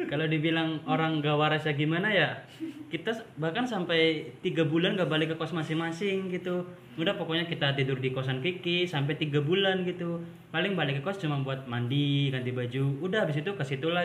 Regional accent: Tegal, Central Java, Indonesia; tempat asal gue kan di Tegal gitu ya deket lah sama Purwokerto

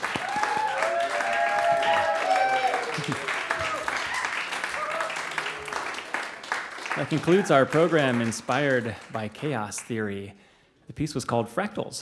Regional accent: Chicago, Illinois, United States; as a Chicagoan

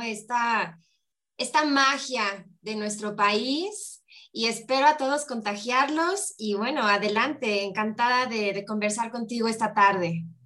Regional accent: Mexico; vivamos en México

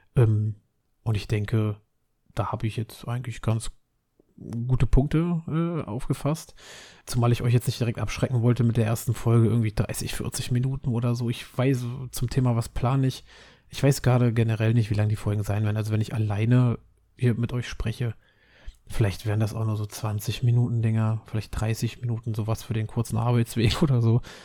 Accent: Berlin, Germany; Ich bin Berliner

